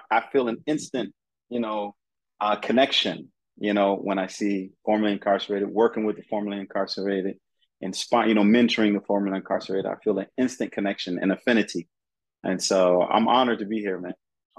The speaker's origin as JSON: {"language": "English", "region": "California", "country": "United States", "also_born_or_lived": "Colorado / Ohio / Atlanta, Georgia", "said": "I'm you know, I'm from California, but I've lived everywhere. I've lived in Colorado. I've lived in Ohio. I've lived in Atlanta, Georgia."}